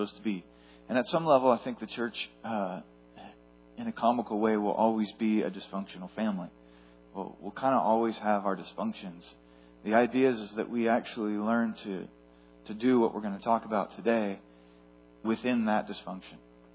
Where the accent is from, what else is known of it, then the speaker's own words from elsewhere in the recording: Etna, California, United States; growing up in Etna, California